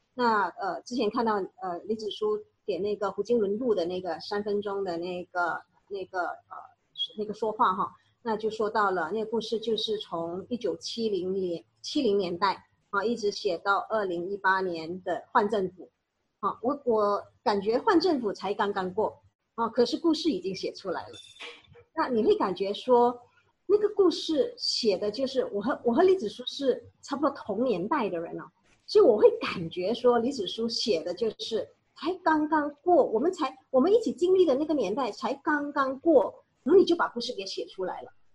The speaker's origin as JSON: {"language": "Chinese", "country": "Malaysia", "said": "我们马来西亚华人"}